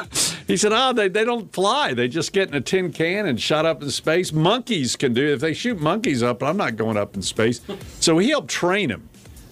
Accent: Greensboro, North Carolina, United States; I grew up on Henry Bogan in Greensboro before he was even at WBT.

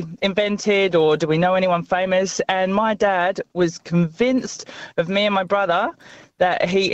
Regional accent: England, United Kingdom; now in Australia; When I was a kid growing up in England in primary school

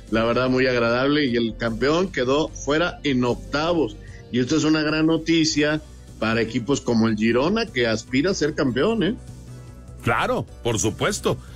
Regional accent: Mexico; el tercero en mi país

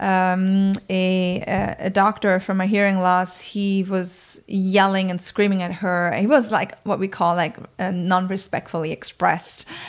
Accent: countryside outside of Bremen, Germany; English is a second language; moved away; I grew up on the countryside outside of Bremen, which is in northern Germany

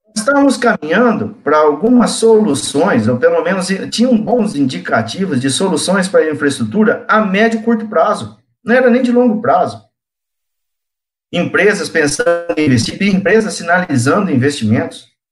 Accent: interior of São Paulo state, Brazil; also born or lived in São José do Rio Preto / Cosmorama / Urânia / Votuporanga; Sou do interior de, do estado de São Paulo, nasci em São José do Rio Preto, tive parte da minha infância em Cosmurama, uma cidade próxima a São José do Rio Preto, depois uma outra parte da minha infância

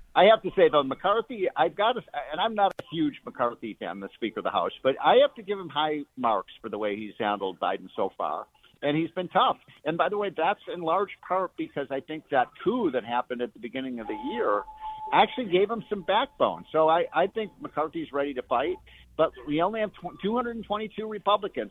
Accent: Chicago, Illinois, United States; a Chicagoan who spent, you know, all my years growing up in Chicago.

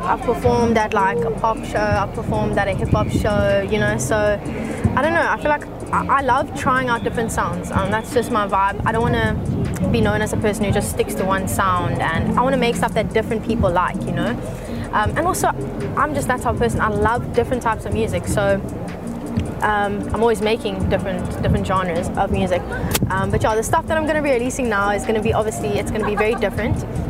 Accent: Cape Town, Western Cape, South Africa; Born and raised in Cape Town. Proudly Capetonian

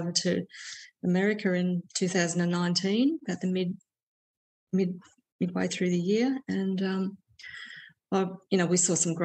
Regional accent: Melbourne, Victoria, Australia; I grew up in Melbourne

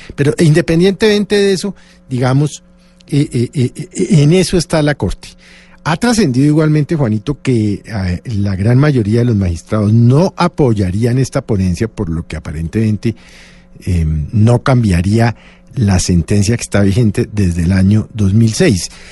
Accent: Colombia; como colombiano

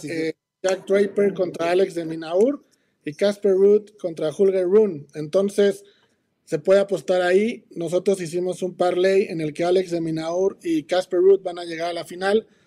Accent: State of Mexico, Mexico; es la bebida de mi tierra. Acá de Whisky Luz, ¿Ah, en Estado de México

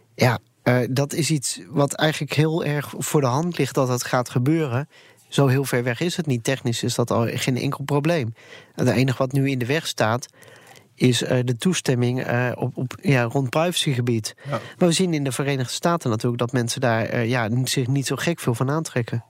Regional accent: Netherlands; wij Nederlanders

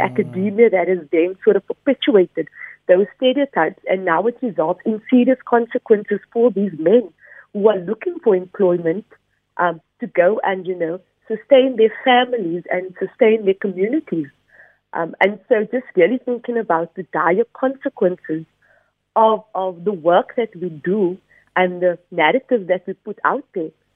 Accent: Cape Town, Western Cape, South Africa; growing up in Bishop Lavis has has obviously sort of uh, led to the research that I've done and my own experiences of being a colored body um, in Cape Town

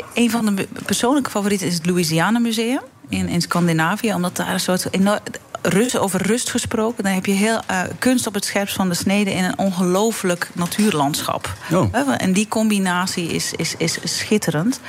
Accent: Belgium; now in Netherlands; België is eh, mijn land, eh, mijn geboorteland

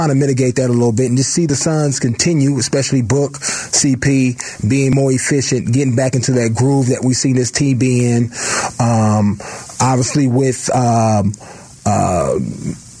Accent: the Bay Area, California, United States; now in Arizona, United States; I'm from the Bay

